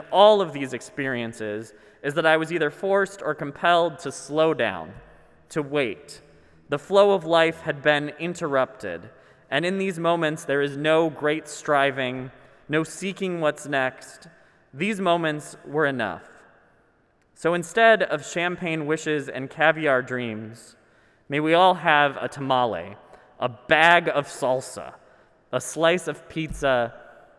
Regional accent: Minnesota, United States; I'm Minnesotan

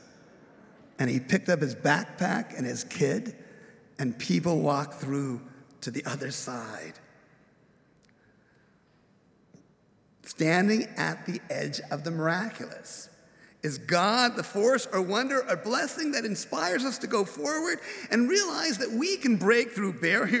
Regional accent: Upland, California, United States; Growing up in Upland, California, as I was introduced, going to college, Claremont, I was a townie

